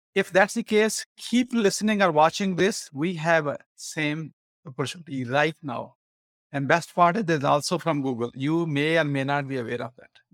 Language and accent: English; Pakistan; now in United States; I'm an immigrant from Pakistan. In nineteen ninety-six, when I came